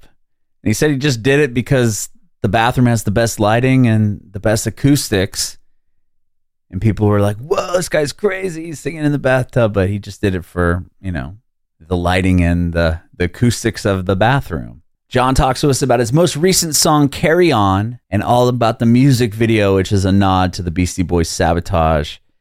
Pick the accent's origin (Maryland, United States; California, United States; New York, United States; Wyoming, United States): California, United States; San Diego; now in Nashville, United States; I'm in Nashville, Tennessee, but I'm originally from San Diego